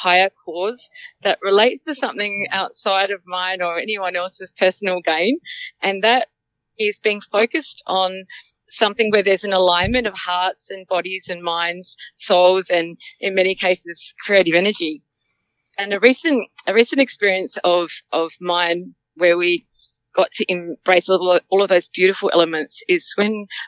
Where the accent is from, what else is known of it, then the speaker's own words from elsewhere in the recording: Limpopo, South Africa; also born or lived in Lebanon mine near Johannesburg, South Africa; now in Australia; I was born in South Africa, and come from a farm, 250-acre farm, bordering Botswana, Mozambique, and Zimbabwe.